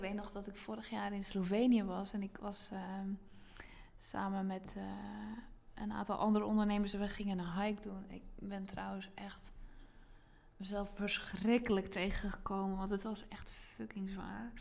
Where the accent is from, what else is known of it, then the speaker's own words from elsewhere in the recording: Zeelandic Flanders, Netherlands; moved away as an adult; now in Zandvoort area, Netherlands; ik heb dus 30 jaar in zuid vlaanderen gewoond. En ehm, dus dat is uh, het stuk van Zeeland wat tegen België aangeplakt zit.